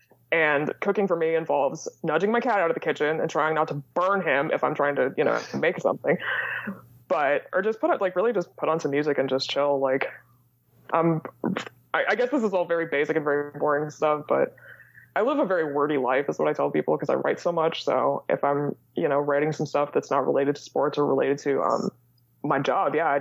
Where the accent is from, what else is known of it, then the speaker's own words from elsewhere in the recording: Indiana, United States; first language English; also born or lived in Sweden; So I'm from Indiana. I grew up in a college town in Indiana, and I live in the biggest city in our state now